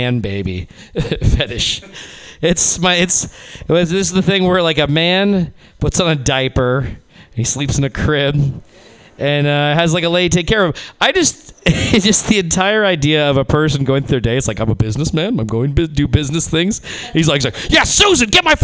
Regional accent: Reno, Nevada, United States; moved away; my hometown also gets a bad rap. I'm originally from Reno, Nevada

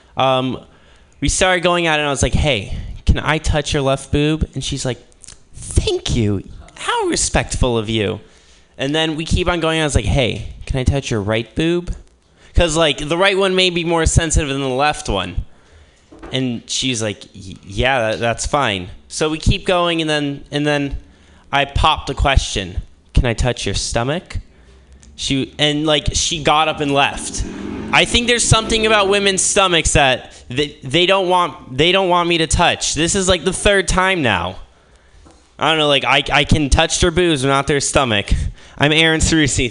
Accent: Midwest, United States; moved away as an adult; now in Berkeley, United States; I'm from the Midwest

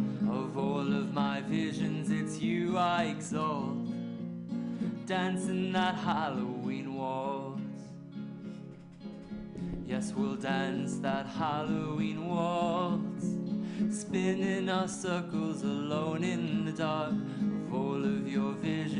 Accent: Langley, South East England, United Kingdom; moved away as an adult; also born or lived in Toronto, Canada; now in United States; I was raised pretty much in London, England. I say London, but it's actually a tiny, tiny village just outside called Langley

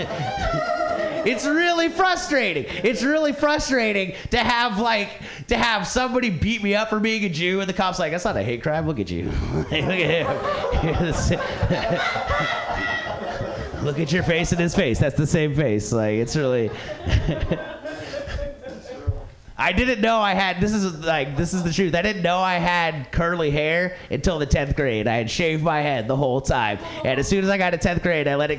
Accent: Ventura, California, United States; my hometown of Ventura

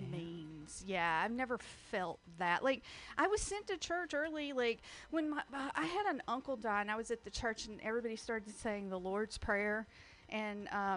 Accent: the South, United States; Well, no, because I was raised in the South and girls are taught to be stupid.

